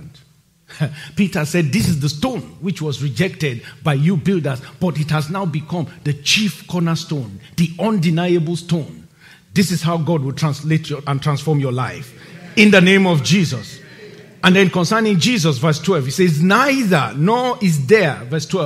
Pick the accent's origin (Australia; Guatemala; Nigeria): Nigeria; moved away as an adult; my home country, Nigeria. Now, when I'm going home to Nigeria and I get to the airport and I'm about to cross immigration, like every other person who lives there and was born there like me